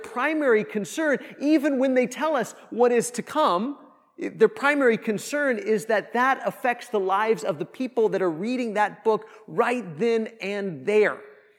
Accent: Kansas, United States; I grew up in Northwest Kansas, and the closest mall or airport or like big city was Denver, Colorado, from where I lived in Kansas.

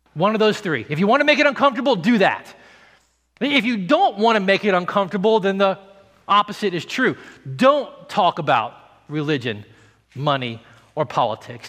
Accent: the South, United States; I grew up in the South

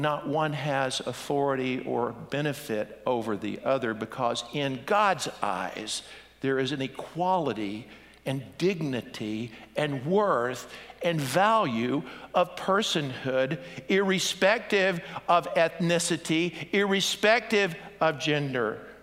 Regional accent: United States

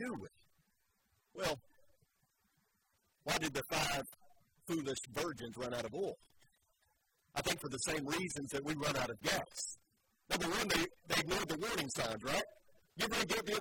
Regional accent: Joplin, Missouri, United States; moved away; my hometown in Joplin, Missouri

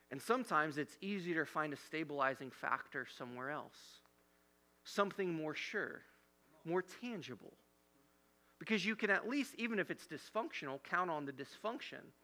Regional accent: Midwest, United States; growing up in the Midwest

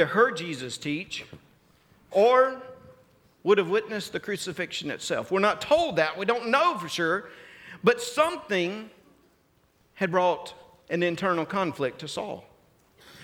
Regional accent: Mississippi, United States; moved away; I'm from Mississippi. In Mississippi, about 99.5% of our state is agricultural

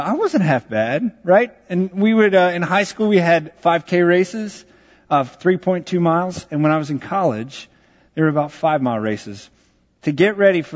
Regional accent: Texas, United States; I grew up in Texas.

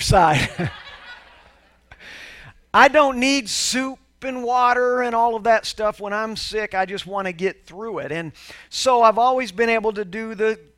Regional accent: Houston, Texas, United States; growing up in Houston, Texas

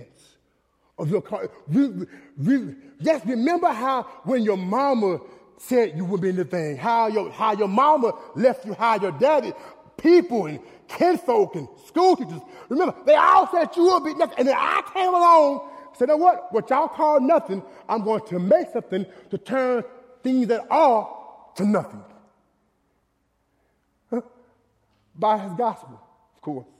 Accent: Dallas, Texas, United States; I was born in Oak Cliff, Texas

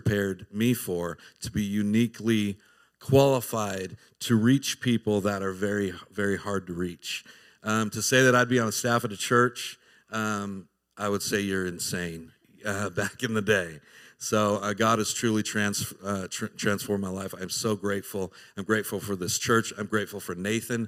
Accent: Southern California, United States; moved away as an adult; now in Tennessee, United States; I was born and raised in Southern California, grew up a heathen

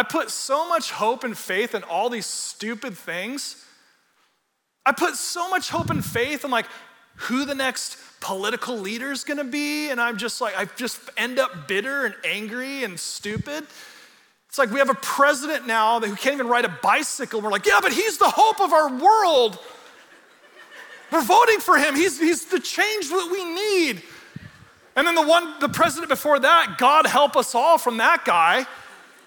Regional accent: California, United States; I'm from California

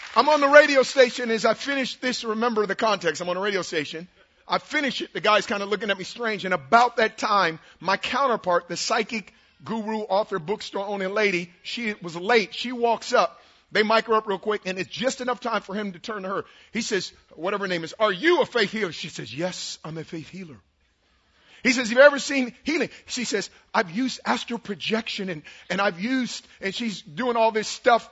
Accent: Oakland, California, United States; I'm from West Oakland. I grew up two blocks from the West MacArthur BART station in Oakland

